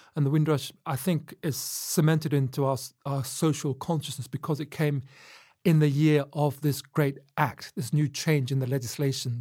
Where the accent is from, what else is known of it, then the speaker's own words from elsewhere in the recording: Luton, East of England, United Kingdom; as I was growing up in Luton